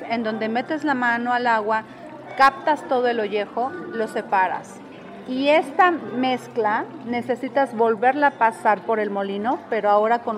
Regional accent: Tlaxiaco, Oaxaca, Mexico; de Tlaxiaco, Oaxaca, la Mixteca Alta.

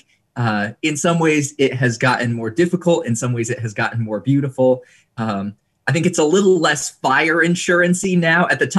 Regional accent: Indonesia; I was about 7 years old and I was growing up in Indonesia, which was going through some political upheaval at the time.

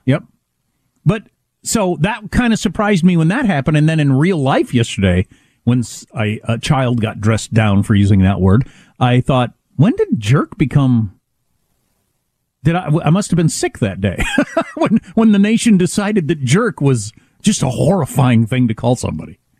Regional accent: United States

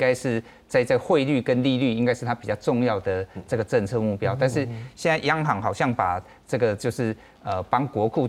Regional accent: Taiwan; 对我们台湾人也去投资很多欧美的市场啊

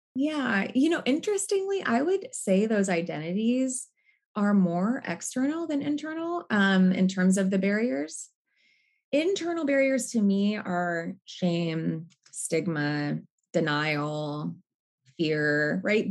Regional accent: Seattle, Washington, United States; now in Brooklyn, United States; I live in Brooklyn, New York. I'm originally from Seattle.

